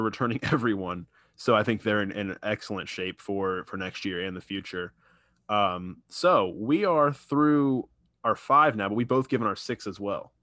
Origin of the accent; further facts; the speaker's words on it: Tampa, Florida, United States; moved away as an adult; also born or lived in Orlando; I am moving back from Orlando, back to Tampa. It's my hometown